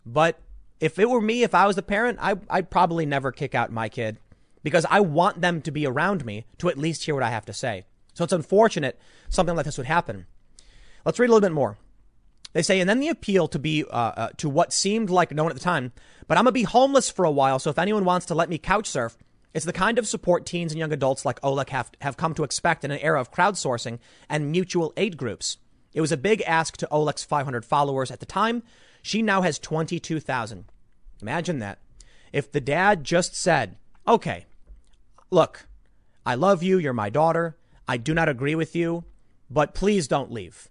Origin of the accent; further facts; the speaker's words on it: United States; as an American